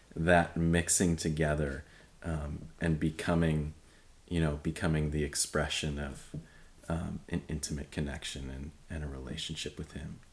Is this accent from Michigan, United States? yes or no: yes; Michigan, United States; moved away as an adult; I grew up in Michigan, uh, which is very cold place.